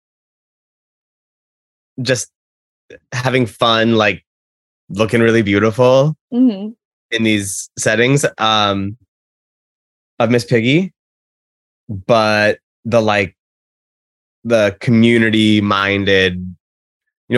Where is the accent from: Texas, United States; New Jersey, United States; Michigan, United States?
Texas, United States; I'm from Texas originally.